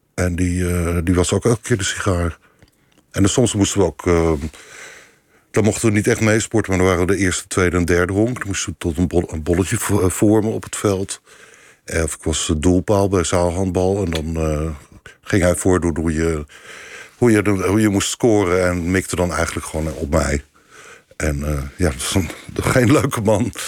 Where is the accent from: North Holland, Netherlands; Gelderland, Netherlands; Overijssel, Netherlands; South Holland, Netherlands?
South Holland, Netherlands; Leiden; ik kom niet uit Rotterdam, maar ik kom uit Leiden